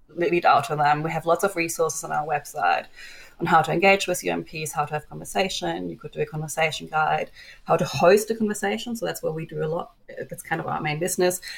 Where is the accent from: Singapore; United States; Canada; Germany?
Germany; now in Australia; my home country, Germany